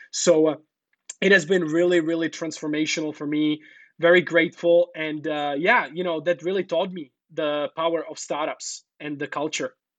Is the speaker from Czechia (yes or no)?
yes; Czechia; now in China; I'm from Czech Republic